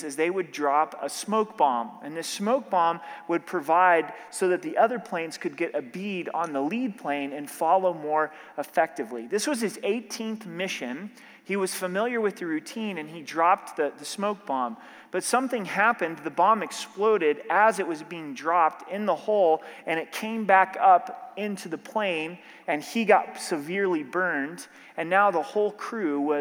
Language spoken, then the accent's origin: English; Oregon, United States; now in Colorado, United States; growing up in Oregon